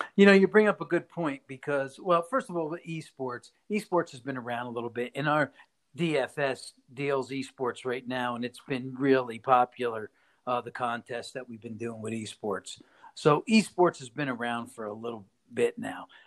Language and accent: English; Poughkeepsie, New York, United States; moved away as an adult; now in Las Vegas, United States; I'm from Poughkeepsie, New York. Um, that's where I was born, and that's where I lived for the first 24 years of my life before I came out to Las Vegas